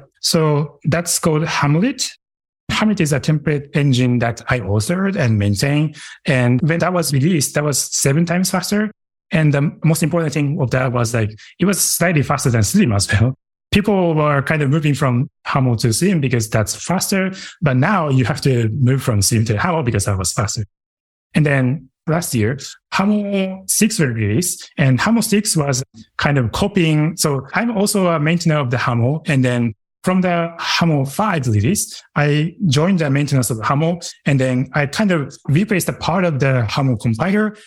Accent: Japan; moved away; my hometown is in Japan

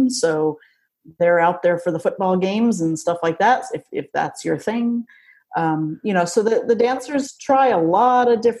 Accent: North Dakota, United States; I'm from North Dakota, probably North Dakota.

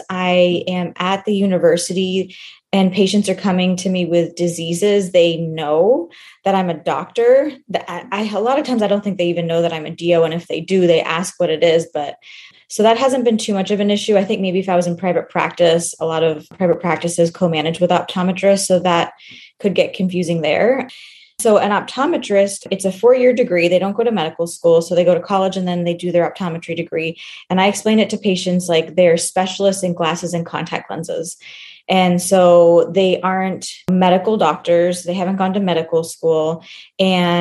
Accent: Houston, Texas, United States; I grew up in the Houston area

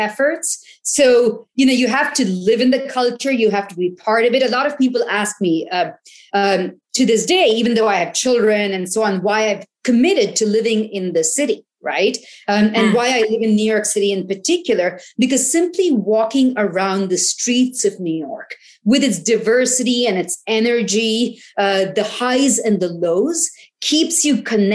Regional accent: India; when I was growing up in India

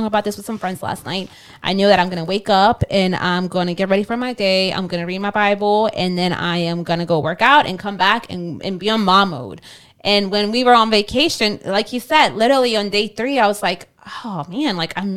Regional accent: Kenner, Louisiana, United States; also born or lived in Mexico; we literally lived on the same street

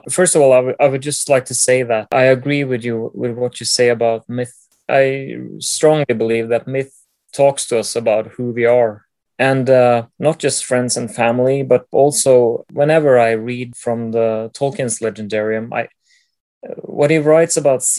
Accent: Trondheim, Trøndelag, Norway; I'm from Trondheim in central Norway.

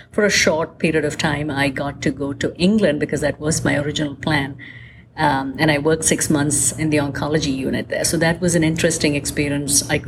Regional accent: Kerala, India; even though my home state of Kerala um, is the only state that does a higher female to male

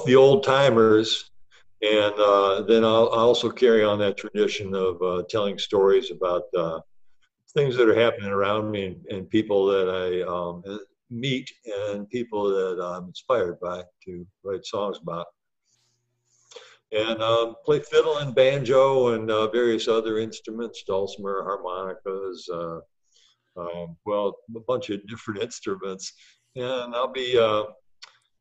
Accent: Dearborn, Michigan, United States; I grew up in Dearborn, so I was real close to Greenfield Village

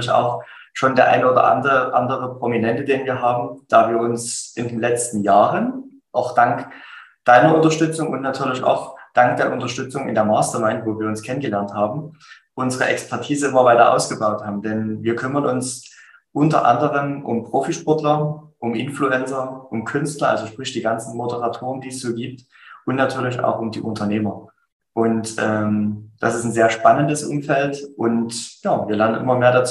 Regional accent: Dresden, Saxony, Germany; Ich komme aus Dresden, bin aktuell süße 32 Jahre jung

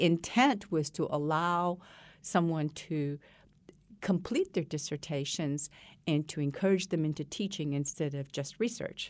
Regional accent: Malaysia; now in United States; I was born and raised in Malaysia

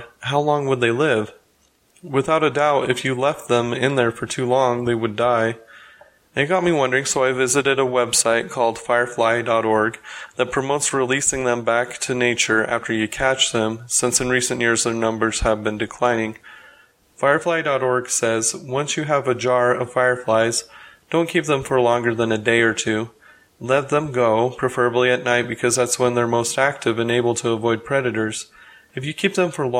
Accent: Utah, United States; growing up in Utah

